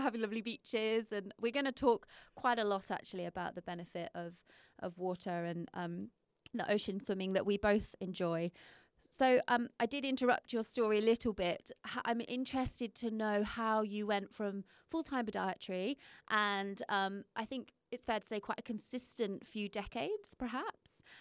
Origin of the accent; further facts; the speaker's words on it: United Kingdom; moved away as an adult; now in Perth, Australia; I'm not from here, but I have lived here 10 years